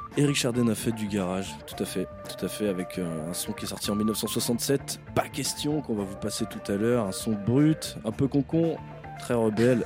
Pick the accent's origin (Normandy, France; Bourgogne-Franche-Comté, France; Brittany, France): Brittany, France; Breton; en tant que breton